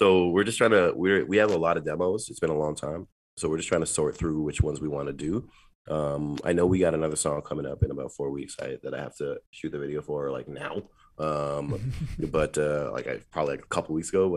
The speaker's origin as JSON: {"language": "English", "town": "Toronto", "region": "Ontario", "country": "Canada", "said": "I'm from Toronto"}